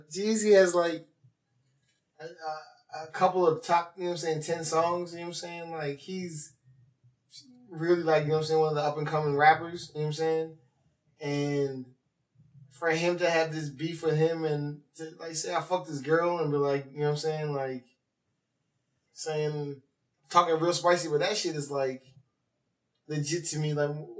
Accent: Midwest, United States; I'm a white rapper. You're a white rapper. I'm a single dad. You're a single dad. We're both from the Midwest.

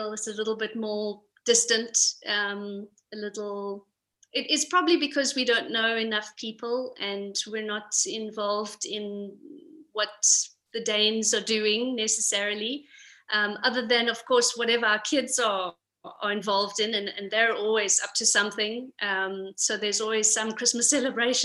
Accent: Pretoria, Gauteng, South Africa; moved away as an adult; now in Copenhagen, Denmark; we're actually from Pretoria. We came here a year ago to Copenhagen

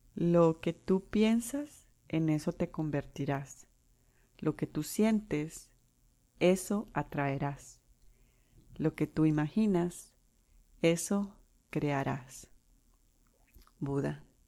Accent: Colombia; first language Spanish; now in United States; soy de Colombia

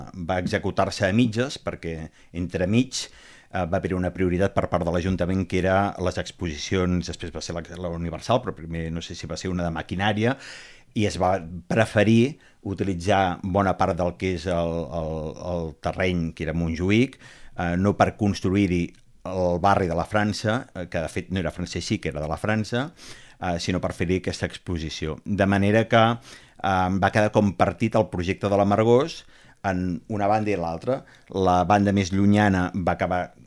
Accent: Barcelona, Catalonia, Spain; el barri el meu barri d'infantesa, on jo anava a l'escola, a la Font d'en Fargues

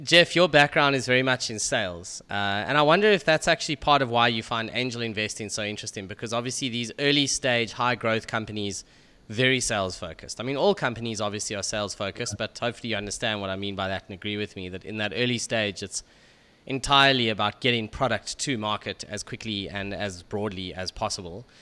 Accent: South Africa; as a South African

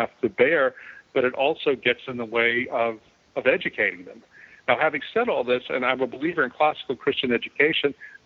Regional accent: Louisiana, United States; moved away as an adult; also born or lived in Philadelphia; we moved back to my hometown in Louisiana, which is Mayberry

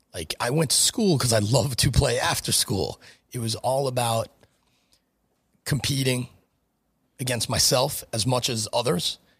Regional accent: Franklin Square, New York, United States; also born or lived in New Hyde Park; I grew up in the Franklin Square School District. I went to Cary High School till the end of tenth grade, transferred to New Eye Park, graduated New Eye Park High School. Uh, wound up going to Hofstra, so I was always a Long Island guy.

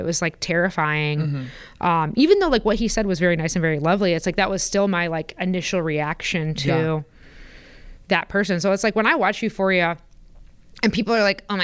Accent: Porter County, Indiana, United States; I grew up in Porter County

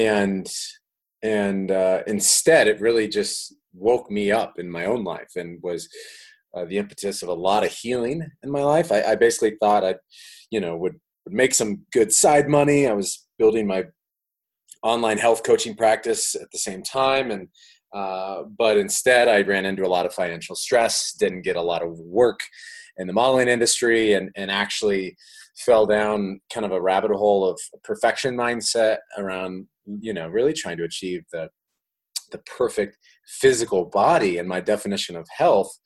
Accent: Iowa, United States; moved away as an adult; also born or lived in Miami, Florida; I'm from Iowa of all places

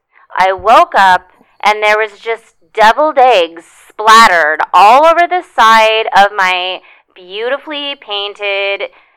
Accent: Virginia, United States; I'm from Virginia.

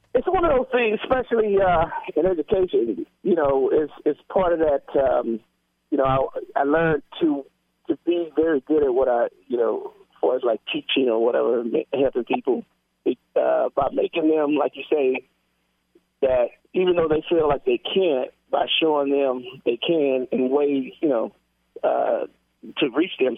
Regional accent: Mississippi, United States; from Mississippi

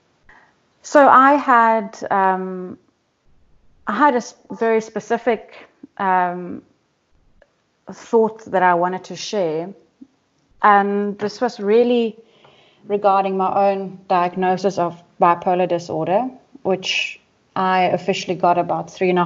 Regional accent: Durban, KwaZulu-Natal, South Africa; I'm from Durban, South Africa

